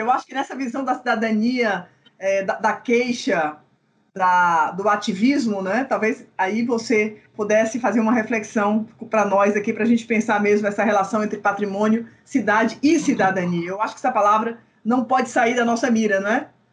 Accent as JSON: {"language": "Portuguese", "town": "Fortaleza", "region": "Ceará", "country": "Brazil", "tie": "born or raised there", "said": "Eu vivo numa cidade, Fortaleza, eu vivo dizendo isso para a Márcia, que é uma cidade, eu, eu me pergunto o que, que eu faço aqui, ao mesmo tempo eu nunca poderei sair daqui, no sentido de que essa é a minha cidade, esse é o lugar onde eu nasci, é, é o lugar onde eu tenho memórias essenciais da minha vida, não é? da minha infância"}